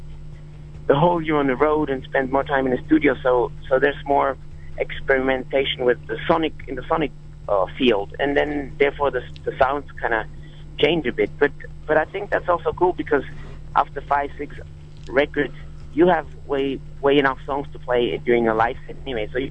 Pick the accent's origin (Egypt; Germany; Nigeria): Germany; Berlin; we're from Berlin